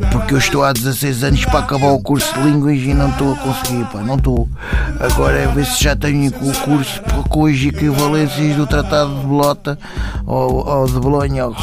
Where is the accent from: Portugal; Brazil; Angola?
Portugal; Moscavide, Lisbon; sou de Moscavide.